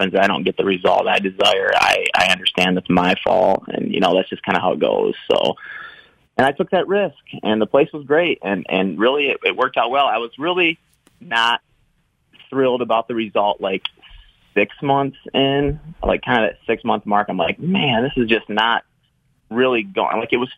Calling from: Grand Rapids, Michigan, United States; I'm calling from Grand Rapids, Michigan.

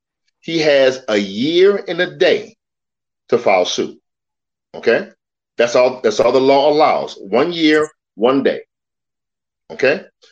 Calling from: Washington, United States; I'm calling in from Washington State. Getting ready to head back to New Orleans in the morning.

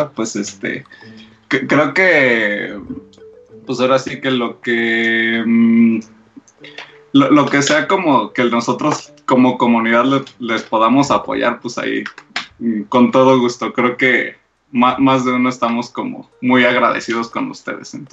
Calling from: Mexico City, Mexico; De, de aquí de México

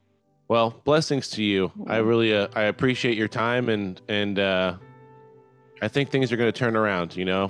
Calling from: Texas, United States; I'm calling from Texas.

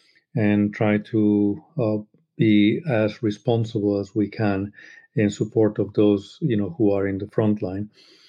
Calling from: London, United Kingdom; I'm calling in from Brixton in the south of London.

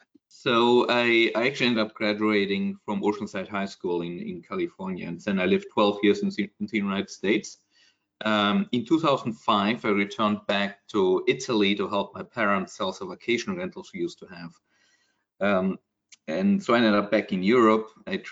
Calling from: Singapore; Yeah, so as you mentioned, I'm calling from Singapore. I moved here about 11 years ago.

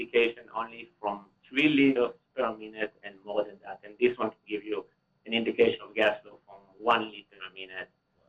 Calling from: Cleveland, Ohio, United States; I'm calling from the States. I'm calling from Cleveland.

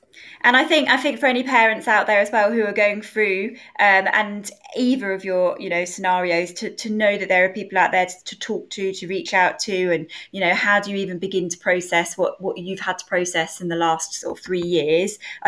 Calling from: South Africa; I'm listening from South Africa.

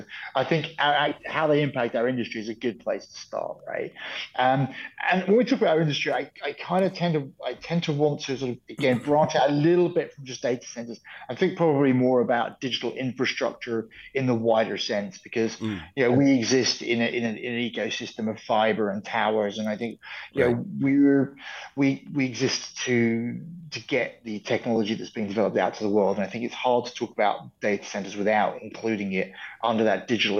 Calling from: Menorca, Balearic Islands, Spain; I'm joining you from Menorca in Spain, in the Iberian Peninsula, in the Balearic Islands.

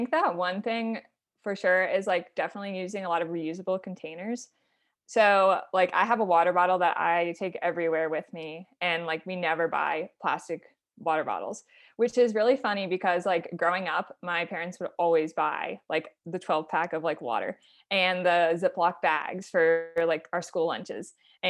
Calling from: Fort Collins, Colorado, United States; So I am calling from Fort Collins, Colorado.

